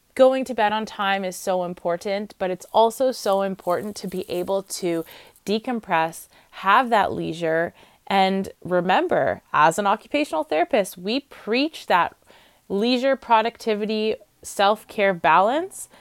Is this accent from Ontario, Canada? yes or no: yes; Ontario, Canada; I'm from Ontario, so I know that Kodo is our college.